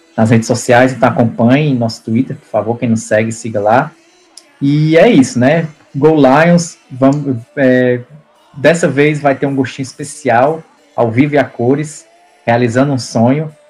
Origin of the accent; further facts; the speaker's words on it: Brazil; now in Canada; eu sou do Brasil